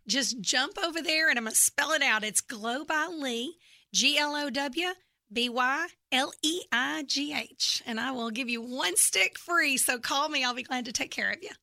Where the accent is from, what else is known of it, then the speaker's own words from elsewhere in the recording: Memphis, Tennessee, United States; accent: Southern; now in Texas, United States; I'm from Memphis, Tennessee, and actually, uh, grew up there